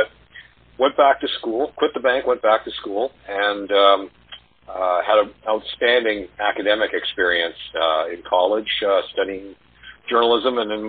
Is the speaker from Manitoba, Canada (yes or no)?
yes; Winnipeg, Manitoba, Canada; my hometown of Winnipeg